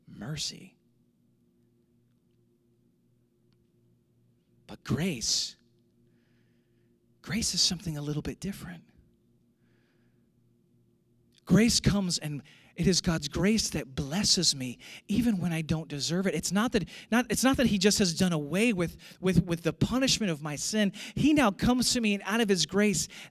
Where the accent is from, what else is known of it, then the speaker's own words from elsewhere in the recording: St. Louis, Missouri, United States; moved away; I grew up in St. Louis